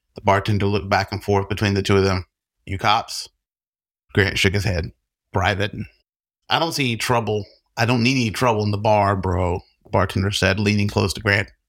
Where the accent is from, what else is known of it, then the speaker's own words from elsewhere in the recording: the South, United States; I'm from the South